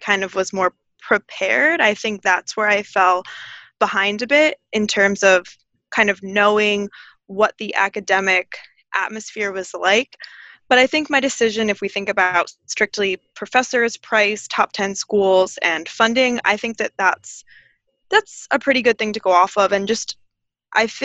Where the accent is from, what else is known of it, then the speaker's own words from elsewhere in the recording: New Jersey, United States; also born or lived in Connecticut; I actually am from, born and raised in New Jersey